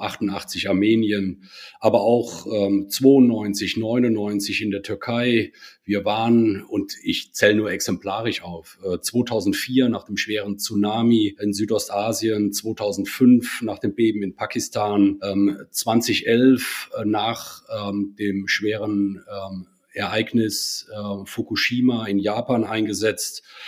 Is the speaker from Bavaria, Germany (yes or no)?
no; Rhineland-Palatinate, Germany; komme ich ursprünglich aus dem Ortsverband in Koblenz bin also Rheinland-Pfälzer